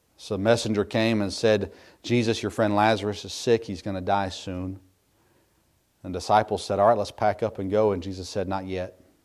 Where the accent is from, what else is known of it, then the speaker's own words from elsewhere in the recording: United States; As American Christians today